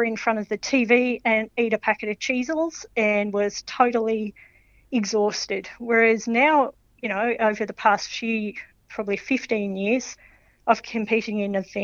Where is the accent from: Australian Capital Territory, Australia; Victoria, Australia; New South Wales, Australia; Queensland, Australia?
Victoria, Australia; Melbourne; I grew up in Melbourne